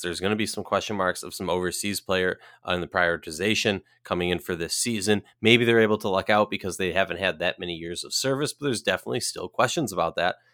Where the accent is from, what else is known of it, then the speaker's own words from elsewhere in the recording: Minnesota, United States; Minnesota Lynx, my hometown team